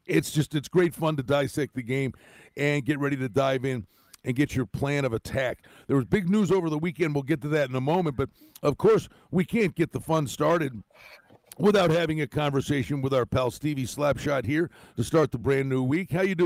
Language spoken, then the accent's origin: English; Buffalo, New York, United States; moved away; I'm from Buffalo.